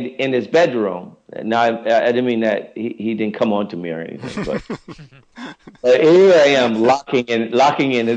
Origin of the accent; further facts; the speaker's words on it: Chicago, Illinois, United States; moved away; I grew up again in Chicago